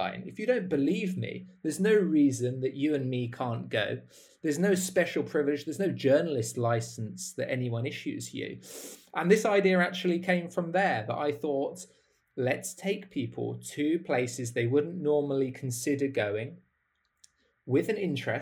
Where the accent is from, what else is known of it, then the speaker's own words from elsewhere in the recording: United Kingdom; I'm from the United Kingdom